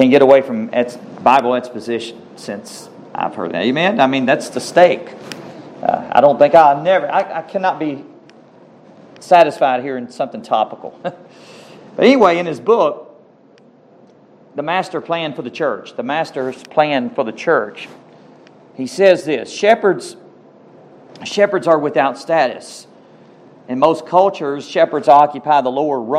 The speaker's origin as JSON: {"language": "English", "town": "Cave Spring", "region": "Georgia", "country": "United States", "also_born_or_lived": "Rome, Georgia", "said": "I'm from Cave Spring"}